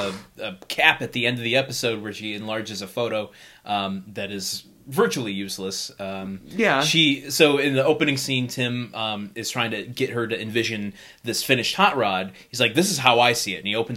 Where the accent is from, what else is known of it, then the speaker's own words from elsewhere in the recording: suburbs of Detroit, Michigan, United States; moved away; I'm really from the suburbs of Detroit.